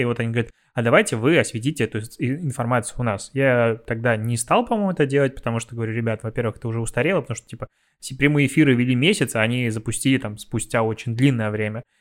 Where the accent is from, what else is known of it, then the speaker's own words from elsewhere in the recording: Pinsk, Brest Region, Belarus; я из Пинска